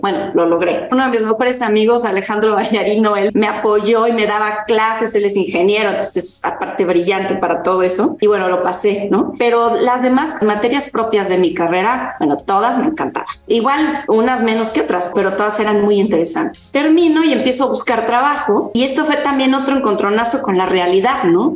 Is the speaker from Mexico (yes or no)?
yes; Mexico; yo soy mexicana, mis padres son del norte del país